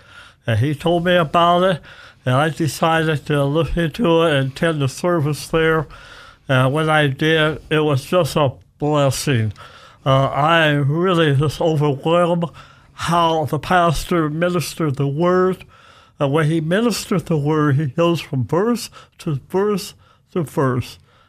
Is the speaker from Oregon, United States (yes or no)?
yes; Roseburg, Oregon, United States; born there; moved away as an adult; also born or lived in Livermore, California; now in Idaho, United States; I was born in Roseboro, Oregon in 1935, and then when I was 38, we moved to Livermore, California, and lived there almost 50 years.